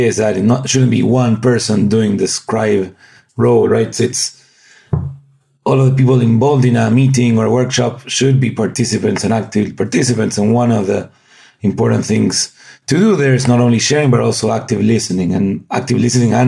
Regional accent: Argentina; moved away as an adult; I'm from Argentina originally

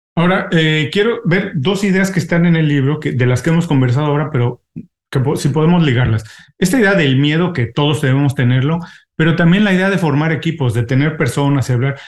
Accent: Mexico City, Mexico; accent: Mexican; now in Miami, United States; yo vivo en Miami, soy mexicano. Afortunadamente no he perdido mi acento mexicano, este, pero eh, soy de la Ciudad de México.

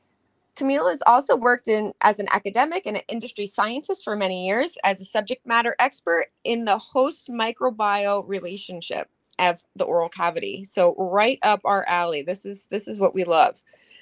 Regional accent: United States; I am your American dental hygiene host, ….

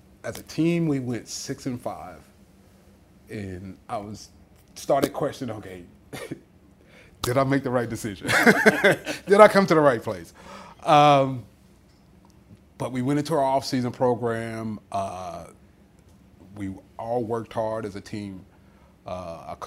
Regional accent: North Carolina, United States; born or raised there; moved away as an adult; also born or lived in Houston, Texas; now in Cleveland, United States

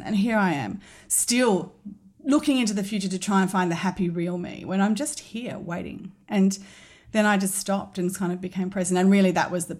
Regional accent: Sydney, New South Wales, Australia; I grew up in Sydney in the North Shore. I grew up in St Ives

